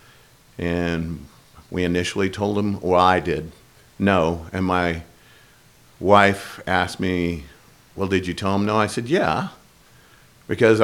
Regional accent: the Northwest, Pacific Northwest, United States; moved away as an adult; also born or lived in Florida; now in Boise, United States; we're all from the Northwest

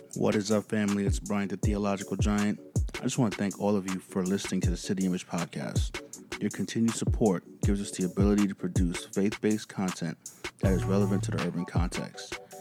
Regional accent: United States; I grew up in America

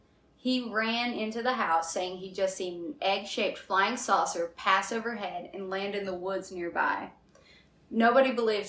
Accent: the South, United States; accent: southern; my southern accent's going to come in on this

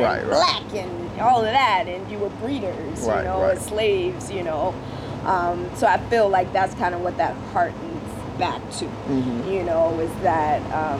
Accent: North Carolina, United States; moved away; I'm originally from North Carolina

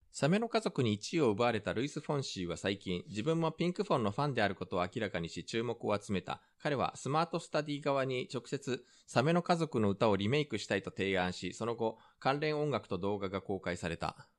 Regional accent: Japan; also born or lived in South Korea; 日本生まれ韓国在住経験あり

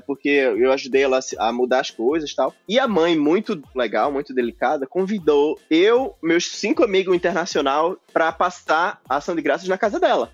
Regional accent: Brazil; moved away as an adult

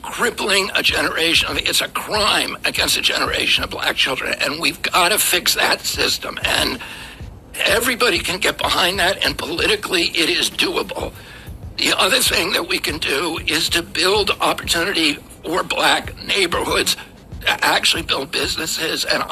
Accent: Virginia, United States; When I grew up in Virginia

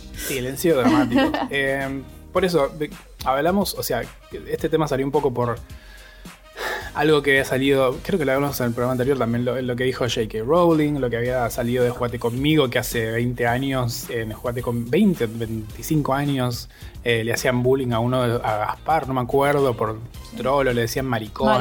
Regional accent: Bariloche, Río Negro, Argentina; soy de Bariloche

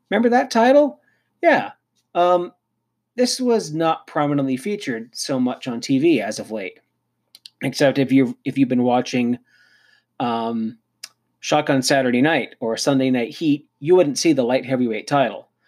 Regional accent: Canada; hey, me being a Canadian, I think it's time that Tim Hortons gets in on this.

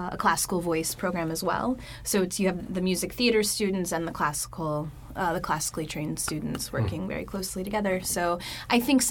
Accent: Lynchburg, Virginia, United States; I'm from Lynchburg, Virginia.

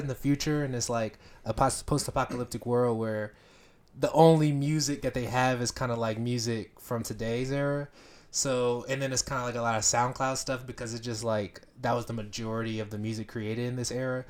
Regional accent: Beaufort, Georgia, United States; I grew up in Beaufort, Georgia, which is about, like, forty-five minutes to n, an hour north of Atlanta

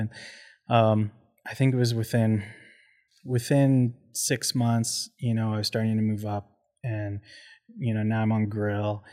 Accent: Port Coquitlam, British Columbia, Canada; also born or lived in Abbotsford; now in Calgary, Canada; we hopped over to Porcoquitlam. So that's where I did a lot of my growing up as a youth

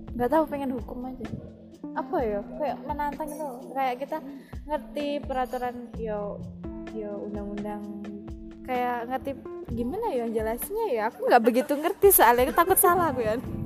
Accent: Malang, East Java, Indonesia; udah dari dari kecil kan di Malang

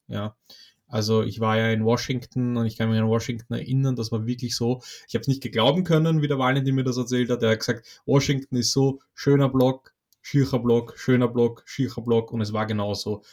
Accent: Poland; moved away; ich komme ursprünglich aus Polen

